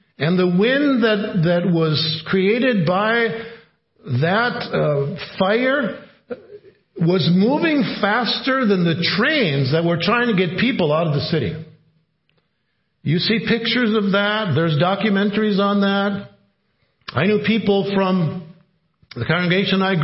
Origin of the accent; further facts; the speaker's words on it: Cloquet, Minnesota, United States; Cloquet was known, my hometown, the city of wood industries